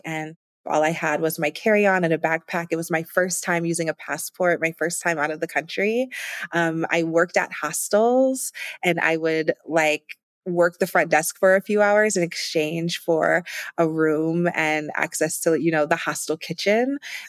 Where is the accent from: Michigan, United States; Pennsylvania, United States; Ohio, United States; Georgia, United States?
Ohio, United States; I'm from Ohio originally, and you know, going to Cleveland, I would have thought I was in New York City with the buildings and the people.